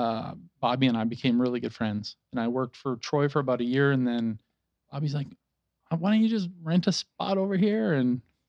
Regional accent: Alberta, Canada; also born or lived in Burbank, California; now in Prescott, United States; Born and raised in Alberta, Canada

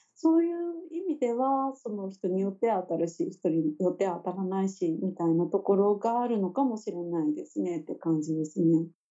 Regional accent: Kagoshima, Japan; moved away as an adult; now in Tokyo, Japan; 私自身出身が鹿児島っていうこともありまして、その田舎の地元

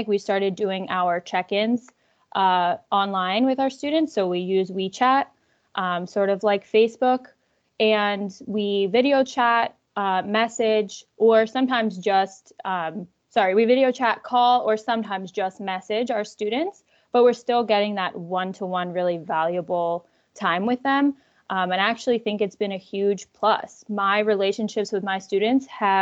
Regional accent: Central New Jersey, United States; moved away as an adult; also born or lived in Spain; now in Philadelphia, United States; I'm from Central New Jersey

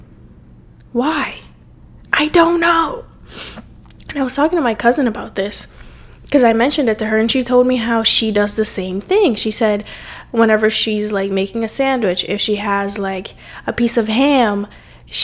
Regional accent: Cape Verde; moved away; growing up in my specific culture, and growing up in Cape Verde too, my country where I'm from

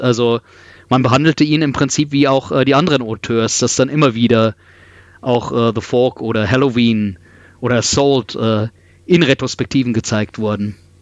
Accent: Regensburg, Bavaria, Germany; ich bin in Regensburg aufgewachsen

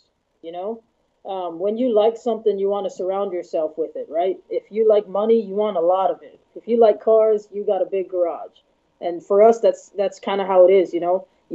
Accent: Hawaii, United States; moved away as an adult; also born or lived in Oklahoma; now in California, United States; Born and raised in Hawaii. Spent most of my life there. I only left because I joined the military when I was 18.

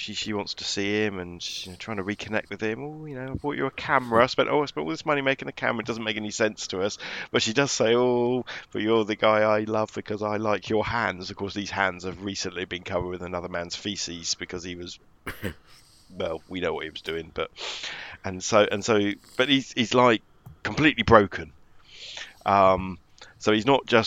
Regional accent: United Kingdom; I, as British people

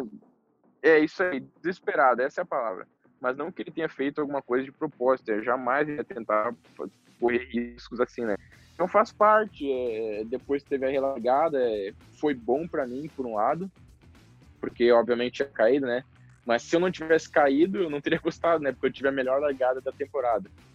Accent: the South, South Brazil, Brazil; eu sou do sul, lá chove muito

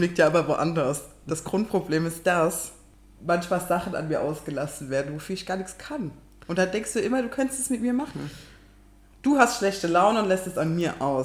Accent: Kaiserslautern, Rhineland-Palatinate, Germany; ich komme aus Kaiserslautern

